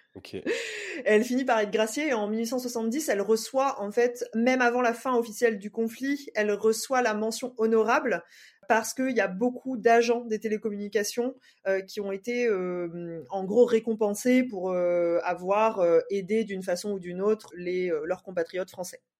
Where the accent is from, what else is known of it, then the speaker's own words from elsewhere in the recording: Saint-Denis, Réunion, France; si on est de Saint-Denis en tout cas, moi c'est mon cas